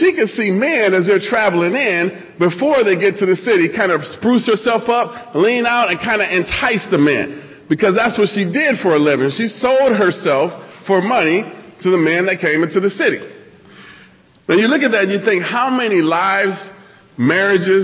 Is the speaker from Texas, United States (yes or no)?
no; Nebraska, United States; moved away; I'm originally from Nebraska.